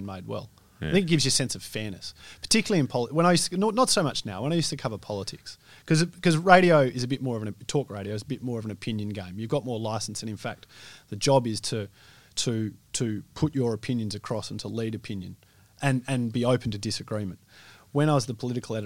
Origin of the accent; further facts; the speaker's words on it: Australia; also born or lived in Western Australia; We think of ourselves as Aussie larrikins that would challenge the rules and challenge rubbish.